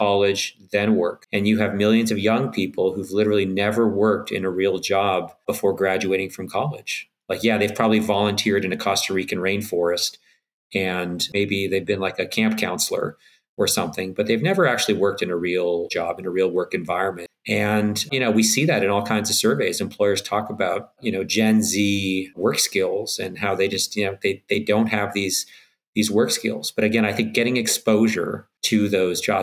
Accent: Canada; I'm Canadian

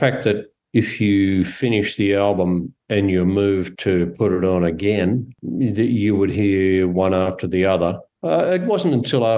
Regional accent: North Queensland, Australia; I was born in North Queensland

